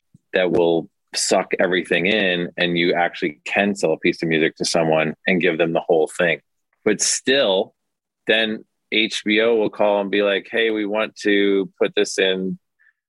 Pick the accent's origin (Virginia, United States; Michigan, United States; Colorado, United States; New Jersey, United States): Michigan, United States; Detroit; also born or lived in Cleveland, Ohio; I was born in Cleveland and then we moved to Detroit and I just had a very classic like Midwest, just like a little kid in the suburbs